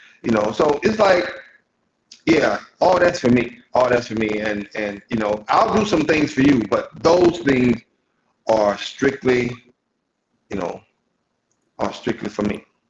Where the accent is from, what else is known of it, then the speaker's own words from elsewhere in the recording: Columbus, Georgia, United States; born there; I was born in Columbus.